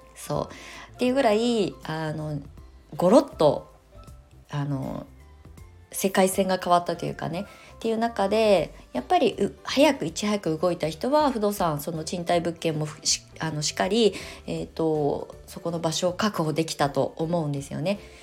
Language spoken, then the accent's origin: Japanese; Japan; moved away as an adult; also born or lived in Tokyo; now in Shonan, Japan; 田舎に帰って生まれ育っ